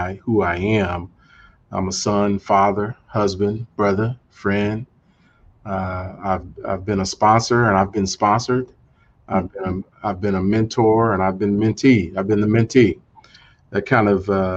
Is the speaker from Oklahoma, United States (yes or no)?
yes; Tulsa, Oklahoma, United States; also born or lived in Houston; I grew up in Tulsa, Oklahoma